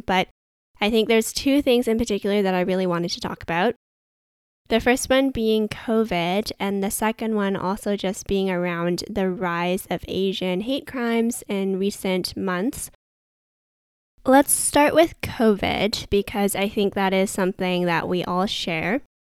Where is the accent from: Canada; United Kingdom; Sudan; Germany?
Canada; Vancouver, British Columbia; someone that was born and raised in Vancouver, Canada